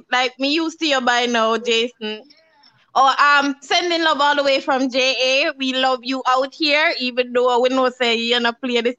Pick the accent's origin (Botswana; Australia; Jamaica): Jamaica; I'm Jamaican, so we talk Creole, but I know the English language.